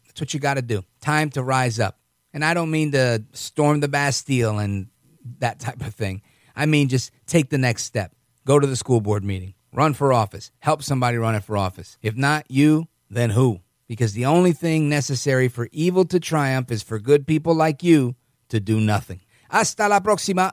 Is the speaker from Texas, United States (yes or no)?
no; New York, United States; as a New Yorker